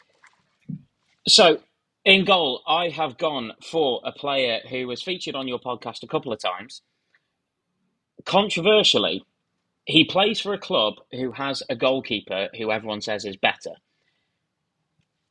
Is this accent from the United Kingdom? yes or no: yes; Stoke-on-Trent, West Midlands, United Kingdom; I grew up in Stoke.